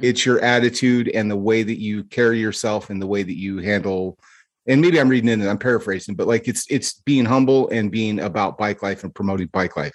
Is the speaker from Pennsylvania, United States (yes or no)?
no; California, United States; moved away as an adult; now in Arizona, United States; grew up in California and moved away 15 years ago, you know, I moved from California to Arizona